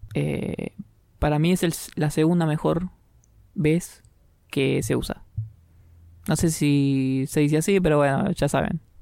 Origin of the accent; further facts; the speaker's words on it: Argentina; yo soy argentino